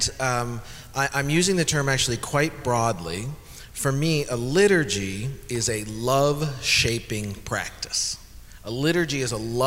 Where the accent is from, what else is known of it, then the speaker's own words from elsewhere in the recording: Canada; now in United States; I'm Canadian, if that helps. However, my citizenship application is in process